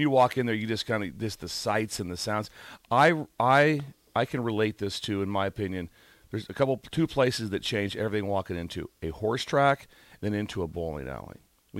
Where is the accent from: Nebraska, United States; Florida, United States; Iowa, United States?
Nebraska, United States; Pender; They don't know I'm from Pender.